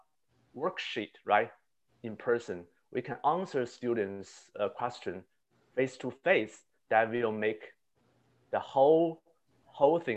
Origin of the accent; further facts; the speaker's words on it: Beijing, China; moved away as an adult; also born or lived in Connecticut; now in United States; I was born in the capital of China, Beijing